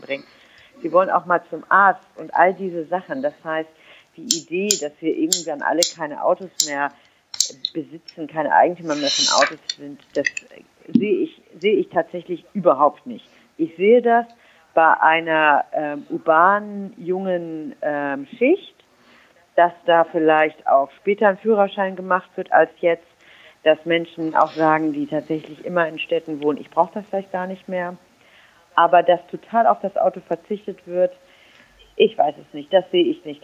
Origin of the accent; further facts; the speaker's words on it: Germany; now in Berlin, Germany; ich bin Berlinerin bin also eine, die, jemand, der wirklich in, sehr urbanen, in einer sehr urbanen Gegend lebt. Ähm, die, ich komme aber aus einem sehr, sehr ländlichen Raum ursprünglich